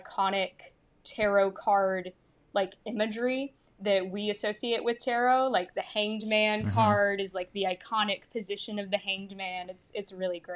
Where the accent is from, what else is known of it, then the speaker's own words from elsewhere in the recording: United States; as like American people living in the 21st century